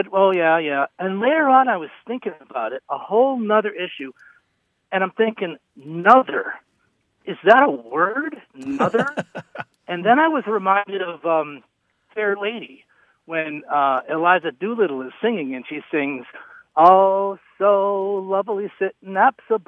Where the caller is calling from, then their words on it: Wellfleet, Massachusetts, United States; I'm calling from Wellfleet out on Cape Cod.